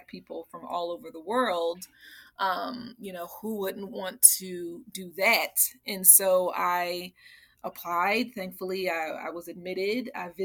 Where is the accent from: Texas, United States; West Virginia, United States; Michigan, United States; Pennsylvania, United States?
Pennsylvania, United States; Philadelphia; I grew up in Philly